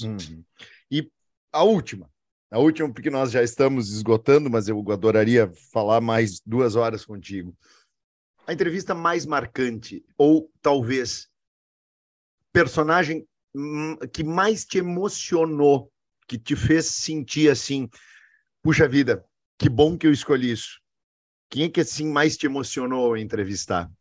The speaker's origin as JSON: {"language": "Portuguese", "area": "Bento Gonçalves", "region": "Rio Grande do Sul", "country": "Brazil", "tie": "born or raised there", "also_born_or_lived": "Nova Prata", "said": "eu sou um gringo criado na Fenavinho"}